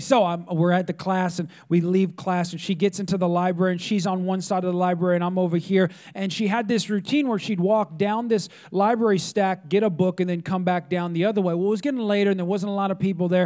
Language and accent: English; California, United States; now in Texas, United States; I'm not from Texas, I'm from California